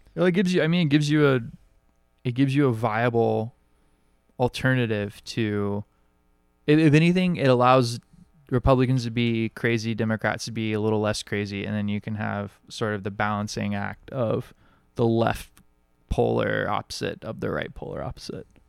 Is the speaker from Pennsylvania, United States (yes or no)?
no; Alabama, United States; now in Hawaii, United States; I grew up in Alabama